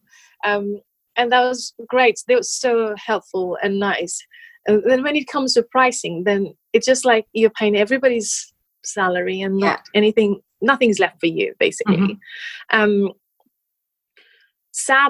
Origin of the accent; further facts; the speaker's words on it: Nepal; moved away as an adult; now in United Kingdom; I grew up in Nepal up until 20 years old. So it's been only 9 years since I've been living in the UK